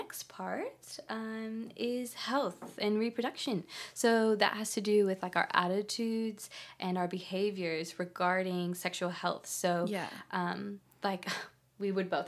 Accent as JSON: {"language": "English", "region": "California", "country": "United States", "moved": "as an adult", "lives_now": "Australia", "said": "I'm from California, but I've been here for 6 years."}